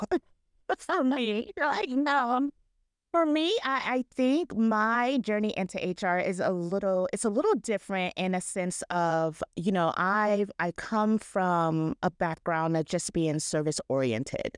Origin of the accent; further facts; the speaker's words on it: Ohio, United States; I'm from Ohio